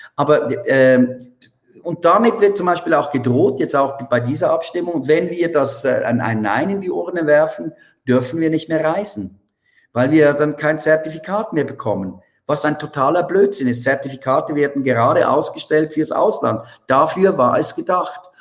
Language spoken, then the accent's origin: German; Switzerland; bei uns in der Schweiz